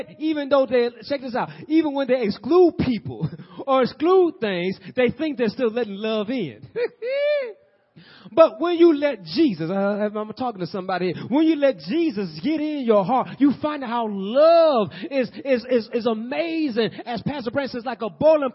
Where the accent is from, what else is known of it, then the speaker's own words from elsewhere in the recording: Peoria, Illinois, United States; we're from Peoria